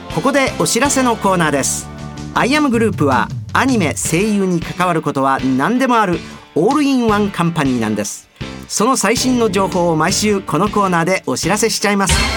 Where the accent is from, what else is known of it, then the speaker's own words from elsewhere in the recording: Osaka, Japan; accent: Osaka dialect; 僕の大阪弁